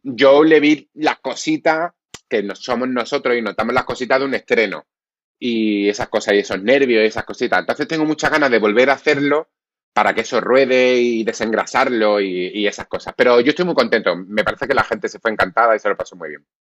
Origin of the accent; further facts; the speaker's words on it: Málaga, Andalusia, Spain; Soy más malagueño que el cenachero. Yo me he criado en el Pimpi. Yo me he criado en esas ferias de Málaga